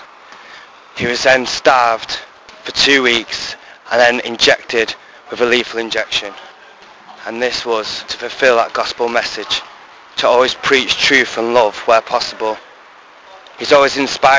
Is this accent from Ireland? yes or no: no; Diocese of Salford, North West England, United Kingdom; moved away as an adult; now in Valladolid, Spain; I'm from the Diocese of Salford, a seminary in training in Valladolid in Spain.